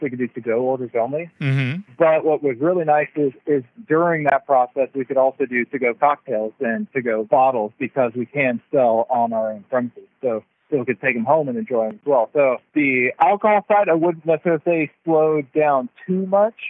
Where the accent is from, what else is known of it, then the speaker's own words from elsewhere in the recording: Texas, United States; moved away as an adult; now in Eastern Oregon, United States; I'm actually from Texas. So uh, I'm a, a Texan, a little bit far away from home